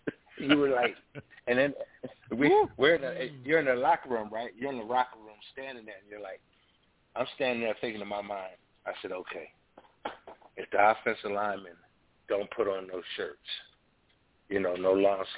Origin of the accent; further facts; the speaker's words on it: New Jersey, United States; moved away; I'm originally from the East Coast, from New Jersey, so I grew up in the cold weather.